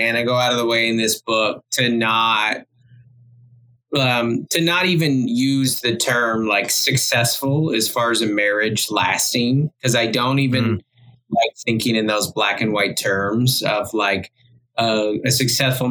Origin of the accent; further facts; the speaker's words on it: Federal Way, Washington, United States; moved away as an adult; now in San Diego, United States; I was raised in South Seattle area, Federal Way Tacomas